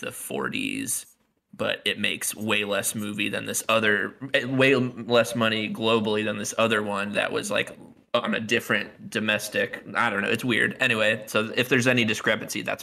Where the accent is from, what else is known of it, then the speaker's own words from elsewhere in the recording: Northwest Indiana, United States; Growing up in Northwest Indiana